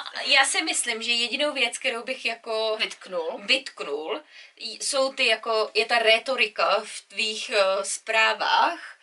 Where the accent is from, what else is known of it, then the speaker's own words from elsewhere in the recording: Czechia; moved away; jsem Čech